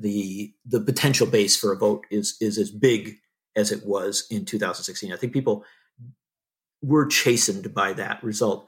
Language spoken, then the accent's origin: English; Wisconsin, United States; I live in Wisconsin. In my home state of Wisconsin